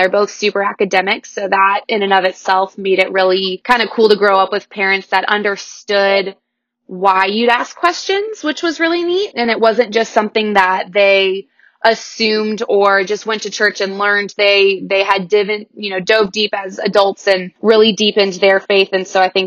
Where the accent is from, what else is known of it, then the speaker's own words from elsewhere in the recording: Newberg, Oregon, United States; also born or lived in Wilsonville, Oregon; I grew up in Newburgh, Oregon, and that is where George Fox University